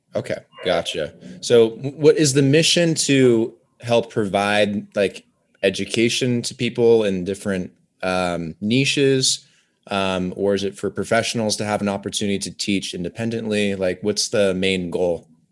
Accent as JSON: {"language": "English", "region": "Oregon", "country": "United States", "tie": "born or raised there", "also_born_or_lived": "Medellin, Colombia", "moved": "as an adult", "lives_now": "Las Vegas, United States", "said": "I grew up in Oregon"}